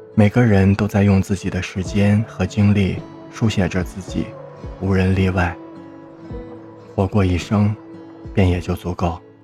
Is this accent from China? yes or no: yes; Harbin, Heilongjiang, China; 我的家乡哈尔滨是三线城市